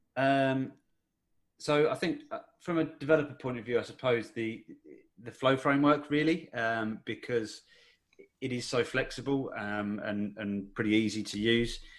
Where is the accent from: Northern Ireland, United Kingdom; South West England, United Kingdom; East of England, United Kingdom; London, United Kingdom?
East of England, United Kingdom; Essex, near Colchester; in in Essex, uh, so near near Colchester, basically.